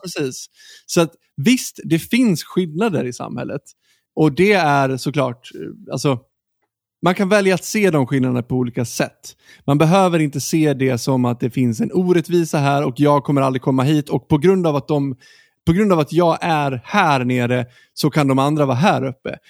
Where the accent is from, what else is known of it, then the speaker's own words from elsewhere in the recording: Sweden; vi som svenskar